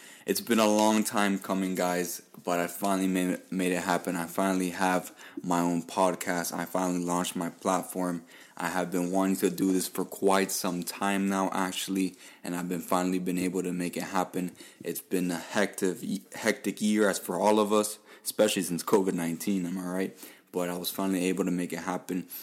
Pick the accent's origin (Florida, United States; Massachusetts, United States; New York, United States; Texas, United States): Florida, United States; Miami; I was born and raised here in Miami, Florida.